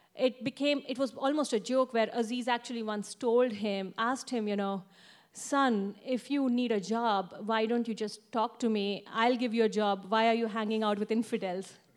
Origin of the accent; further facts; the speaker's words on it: Mumbai, Maharashtra, India; I'm an Indian, from Mumbai